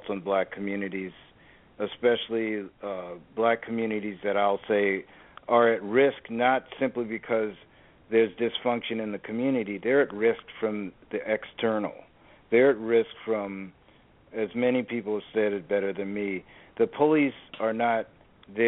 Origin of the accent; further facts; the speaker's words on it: Washington, District of Columbia, United States; I grew up in Washington, D.C.